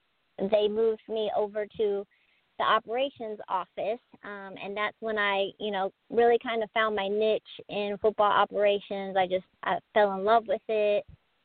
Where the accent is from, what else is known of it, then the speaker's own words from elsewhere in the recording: Kenton, Ohio, United States; moved away as an adult; now in Springfield, Missouri, United States; I'm from a small, very small rural town about 45 minutes northwest of Columbus. It's called Kenton. It's not much around, a lot of cows and a lot of corn, but about 45 minutes northwest of Columbus.